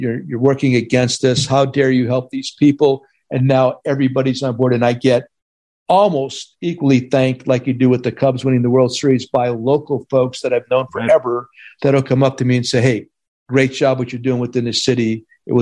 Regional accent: Hazleton, Pennsylvania, United States; moved away; I came back to Hazleton for Christmas

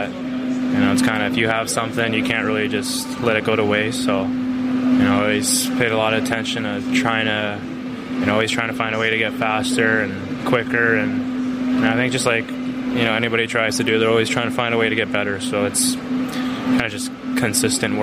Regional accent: Canada; growing up in Canada

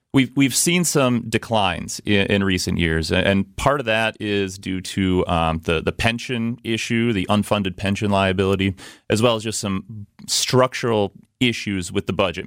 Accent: Milwaukee, Wisconsin, United States; I'm a lifelong Milwaukee resident. I grew up on the city's southwest side

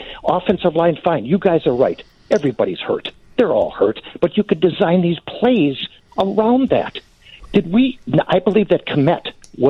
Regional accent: Green Bay, Wisconsin, United States; born and raised in Green Bay, Wisconsin.

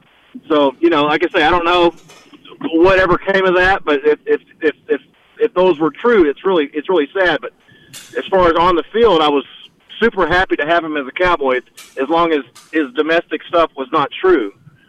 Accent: Waco, Texas, United States; You know, I came from Waco, and I used to work in Austin.

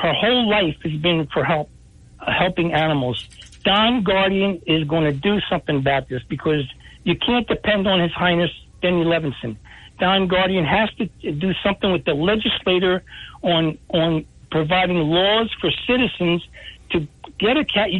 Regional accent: Atlantic City, New Jersey, United States; I've been here born and bred in Atlantic City

